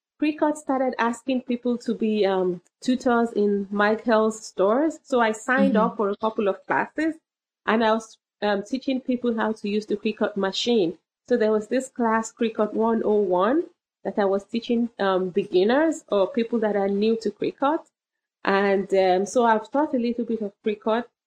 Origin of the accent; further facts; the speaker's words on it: Southern Ontario, Canada; I'm from Southern Ontario, Canada